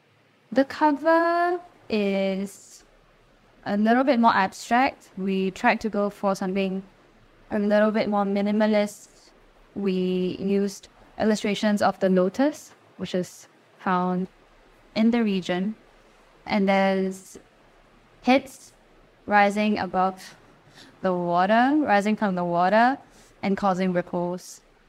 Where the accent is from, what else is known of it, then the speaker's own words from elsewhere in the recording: Singapore; we're all from Singapore and our interest really is in this country and our knowledge is also specifically for this country.